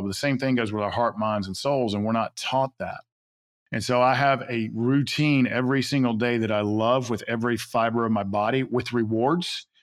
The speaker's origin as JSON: {"language": "English", "town": "Atlanta", "region": "Georgia", "country": "United States", "tie": "born or raised there", "said": "I grew up in South Atlanta"}